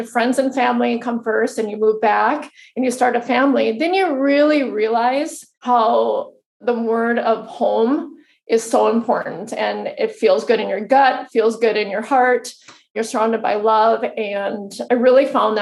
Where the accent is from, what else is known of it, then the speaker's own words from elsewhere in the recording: Fargo, North Dakota, United States; I'm a girl from Fargo, North Dakota. Really small town, and went to school here, grew up here.